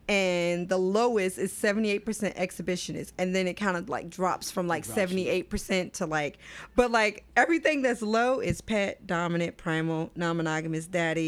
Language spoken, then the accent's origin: English; the American South, United States; Literally from the South. I'm from the American South.